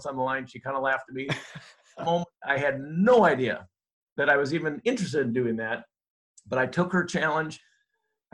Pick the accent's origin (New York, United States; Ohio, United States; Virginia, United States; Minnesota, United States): Minnesota, United States; I grew up in Minnesota. I'm a Minnesota guy, born and raised